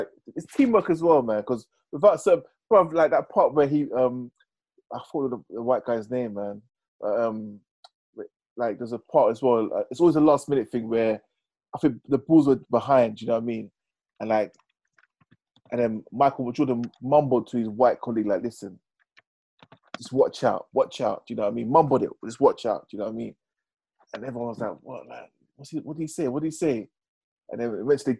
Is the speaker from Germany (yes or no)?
no; United Kingdom; I'm British